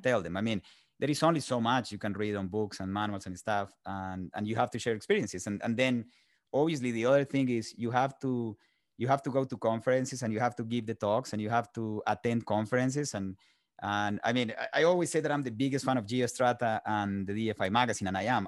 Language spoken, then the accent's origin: English; Colombia; moved away as an adult; now in United States; I was born in Colombia and raised in Colombia